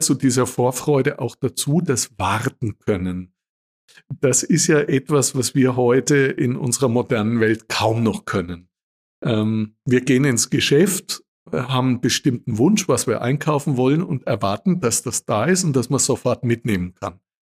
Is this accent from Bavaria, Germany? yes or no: yes; Würzburg, Bavaria, Germany; moved away; In meiner Heimat in Würzburg